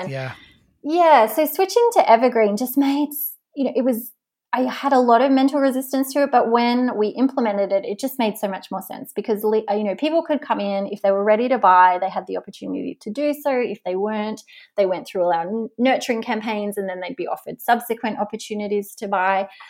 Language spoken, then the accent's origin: English; Tasmania, Australia; moved away; I'm from Tasmania